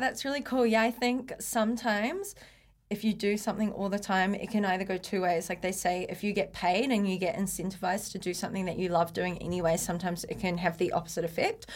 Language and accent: English; Blenheim, Marlborough, New Zealand; moved away as an adult; also born or lived in Taupo / Waikato / Auckland; I was born in Taupo, but uh, brought up in Blenheim. So small town